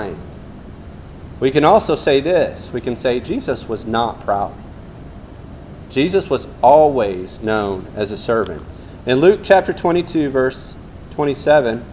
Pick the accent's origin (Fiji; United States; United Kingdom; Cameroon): Fiji; moved away; I grew up in Fiji where we went barefoot more than the Durban boys